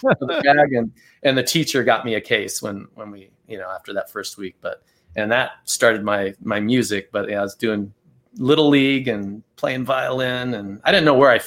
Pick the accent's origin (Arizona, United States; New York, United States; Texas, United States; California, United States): Arizona, United States; Tucson; So I was born and raised in Tucson, Arizona. So I've always lived here in Tucson